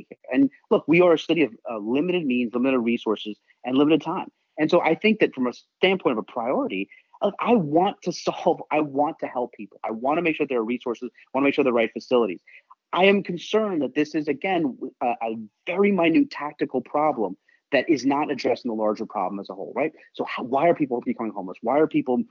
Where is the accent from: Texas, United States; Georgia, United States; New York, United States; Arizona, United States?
New York, United States; New York City; now in Seattle, United States; I'm a New Yorker